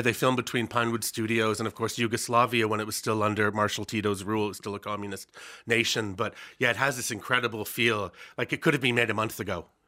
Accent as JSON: {"language": "English", "country": "Canada", "tie": "born or raised there", "said": "growing up in Canada"}